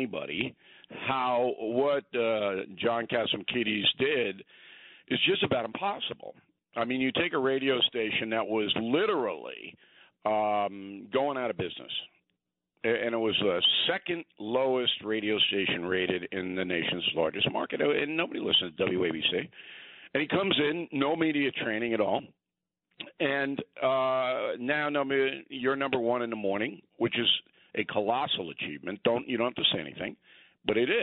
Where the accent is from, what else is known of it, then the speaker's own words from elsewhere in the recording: New York, United States; those of us who were born and raised in New York